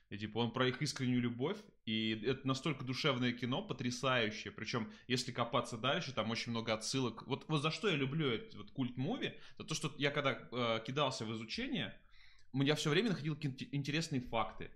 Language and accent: Russian; Tambov, Tambov Oblast, Russia; moved away; я жил вот как раз в Тамбове очень долго. Я из Тамбова родом